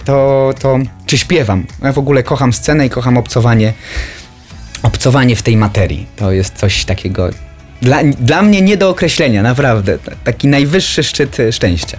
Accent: Niepołomice, Lesser Poland, Poland; jestem spod Krakowa, z Niepołomic

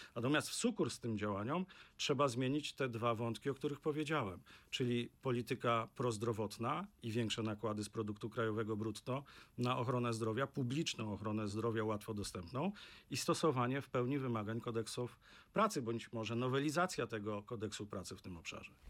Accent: Opole Voivodeship, Poland; ja pochodzę z regionu, który jest taką pigułką w tym negatywnym słowa znaczeniu, jeśli chodzi o demografię. To jest Opolszczyzna

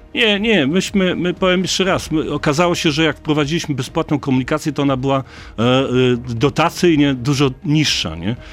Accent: Lower Silesian Voivodeship, Poland; ja jestem z Dolnego Śląska

